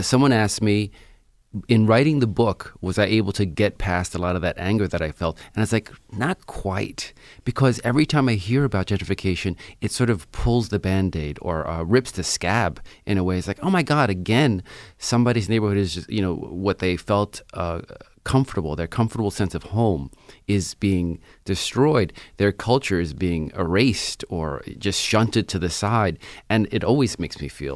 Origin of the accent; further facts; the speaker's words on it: New York City, New York, United States; I was born and raised in Williamsburg, Brooklyn